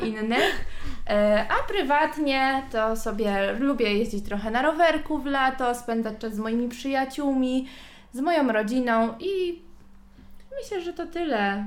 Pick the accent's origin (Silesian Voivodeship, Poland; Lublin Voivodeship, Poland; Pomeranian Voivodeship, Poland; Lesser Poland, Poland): Pomeranian Voivodeship, Poland; Gdańsk; jestem z Gdańska, całe życie mieszkałam w Gdańsku, kocham Gdańsk